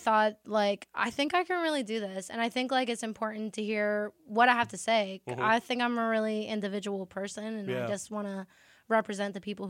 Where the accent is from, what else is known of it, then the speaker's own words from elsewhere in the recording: Center Township, Pennsylvania, United States; moved away as an adult; also born or lived in California; now in Pittsburgh, United States; I'm from Pittsburgh. Beaver, baby.